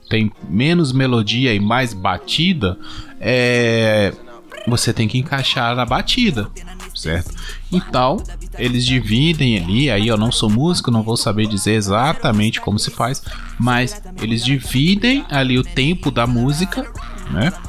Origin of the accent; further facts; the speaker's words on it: Minas Gerais, Brazil; que eu ainda sou é, leste de Minas aqui, tô quase no Espírito Santo.